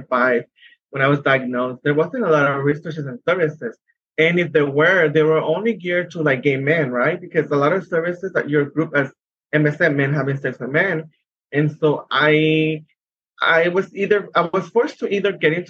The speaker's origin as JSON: {"language": "English", "town": "San Diego", "region": "California", "country": "United States", "said": "I am from San Diego, California"}